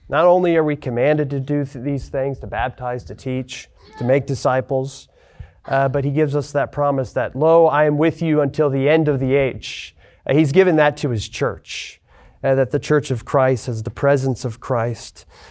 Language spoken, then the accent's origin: English; Lewiston, Idaho, United States; moved away as an adult; also born or lived in Spokane, Washington; now in Texas, United States; I'm from Lewiston, Idaho originally. I grew up there